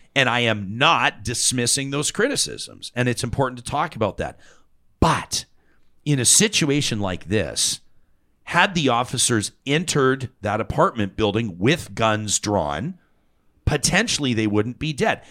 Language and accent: English; Calgary, Alberta, Canada; I grew up in Calgary